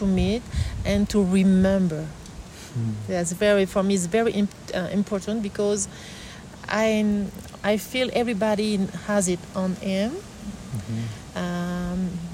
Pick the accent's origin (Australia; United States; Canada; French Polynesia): French Polynesia; I was born on Tahiti